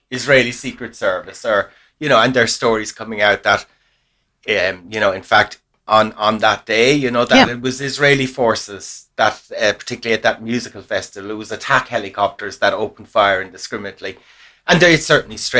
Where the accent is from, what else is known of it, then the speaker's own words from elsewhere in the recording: Ireland; we're Irish